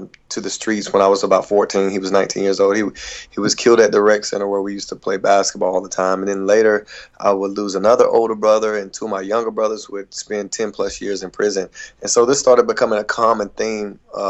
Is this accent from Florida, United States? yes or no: no; Hickory, North Carolina, United States; I'm originally from Hickory, North Carolina